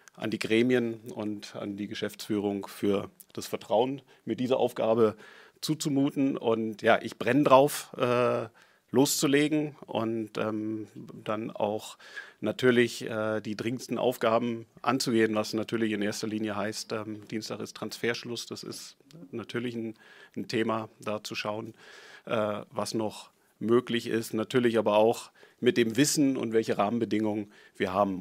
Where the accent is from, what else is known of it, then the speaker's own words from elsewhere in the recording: Berlin, Germany; ich bin Berliner, ich bin Herr Hertaner durch und durch